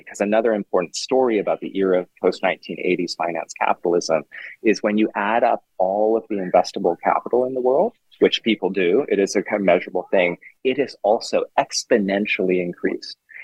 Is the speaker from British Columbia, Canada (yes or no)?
yes; Vancouver, British Columbia, Canada; I grew up in Vancouver, um, Vancouver, Canada